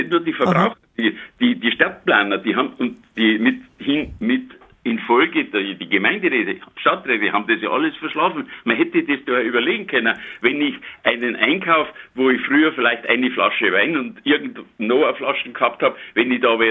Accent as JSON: {"language": "German", "town": "Munich", "region": "Bavaria", "country": "Germany", "lives_now": "Niederbayern, Germany", "said": "und ich bin ja Münchner, aber wir wohnen seit 50 Jahren, haben wir eine Zweitwohnung hier in Niederbayern."}